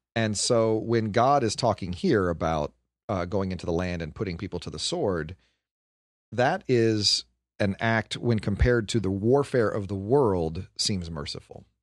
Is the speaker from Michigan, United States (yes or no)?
yes; Detroit, Michigan, United States; I am from Detroit, and the south side of Detroit.